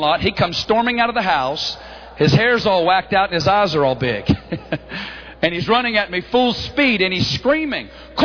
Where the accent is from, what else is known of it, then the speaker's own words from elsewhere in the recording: Northwest Arkansas, United States; accent: hickish; moved away; We're both originally from Northwest Arkansas.